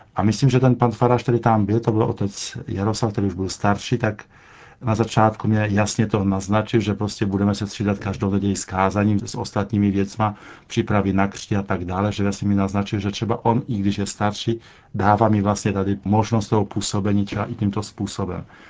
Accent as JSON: {"language": "Czech", "country": "Poland", "second_language": "Czech", "moved": "yes", "lives_now": "Czech Republic"}